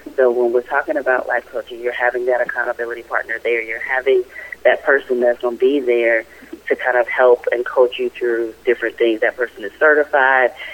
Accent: Raleigh, North Carolina, United States; I hail from Raleigh, North Carolina

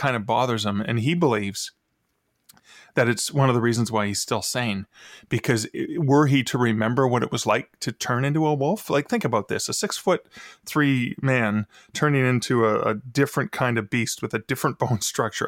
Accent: Canada; I'm from Canada

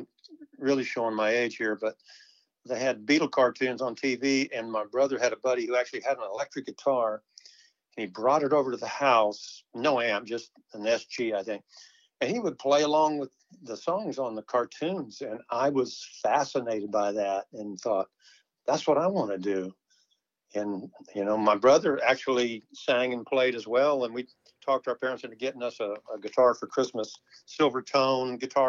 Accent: Illinois, United States; born there; also born or lived in California / Washington / Louisiana; I'm a Navy brat, military, so I was born in Illinois. We went from Illinois to California, which I don't remember any of that. And then up to Washington State.

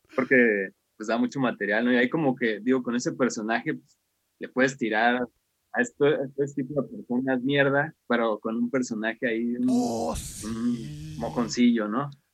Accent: Mexico; soy de México

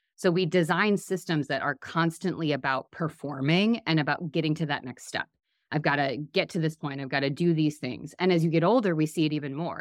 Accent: Midwest, United States; I'm from the Midwest

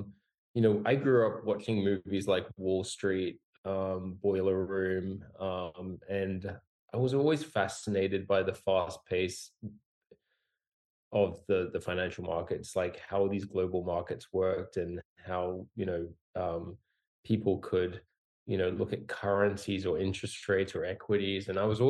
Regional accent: Singapore; also born or lived in Australia / Hong Kong; I was born in Australia and grew up in Singapore and Hong Kong.

